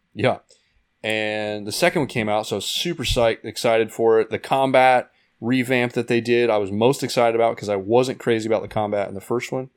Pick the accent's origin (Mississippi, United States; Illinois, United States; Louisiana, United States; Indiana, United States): Indiana, United States; moved away as an adult; also born or lived in Arizona; now in California, United States; I grew up in Indiana